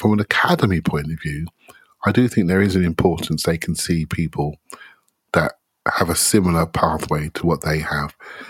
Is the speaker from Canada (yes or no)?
no; England, United Kingdom; I'm English, and so I it's easier to connect to people that, you know, that you have a similar background to in some ways or form.